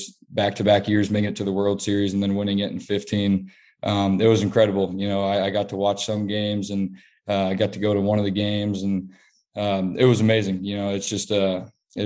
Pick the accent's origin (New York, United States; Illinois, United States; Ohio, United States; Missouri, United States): Missouri, United States; Kansas City; my hometown team, you know, the team I grew up watching all my life